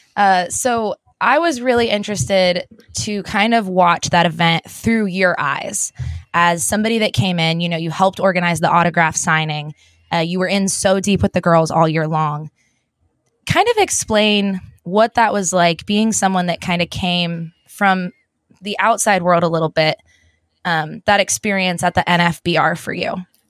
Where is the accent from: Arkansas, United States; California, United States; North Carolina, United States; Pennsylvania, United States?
Pennsylvania, United States; now in Texas, United States; I'm from Pennsylvania